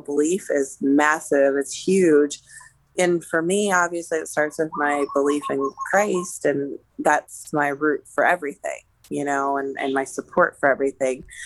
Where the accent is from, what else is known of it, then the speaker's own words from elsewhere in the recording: Pittsburgh, Pennsylvania, United States; also born or lived in Colorado; I grew up in the Pittsburgh area. I'm originally from Colorado, but I did grade school and high school in the Pittsburgh area